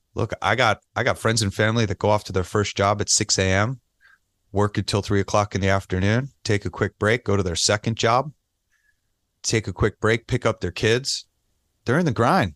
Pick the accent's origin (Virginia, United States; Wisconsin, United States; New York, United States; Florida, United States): New York, United States; New York City; now in Las Vegas, United States; I'm a New Yorker